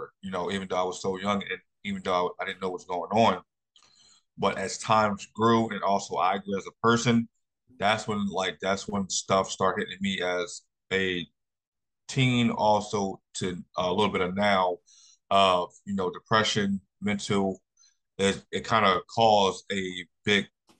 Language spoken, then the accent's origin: English; Philadelphia, Pennsylvania, United States; also born or lived in Jacksonville; I was born and raised in Philadelphia